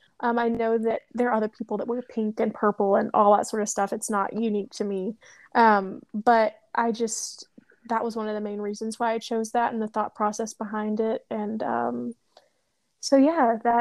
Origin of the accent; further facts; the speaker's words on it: Knoxville, Tennessee, United States; I grew up right outside Knoxville in East Tennessee